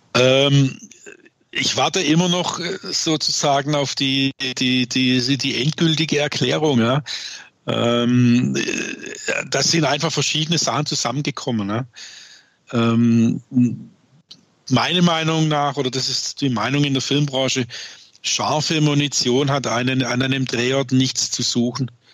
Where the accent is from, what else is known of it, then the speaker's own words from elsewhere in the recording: Swabia, Baden-Württemberg, Germany; accent: Swabian; bin ich auch, was man sicherlich hört, gebürtiger Schwabe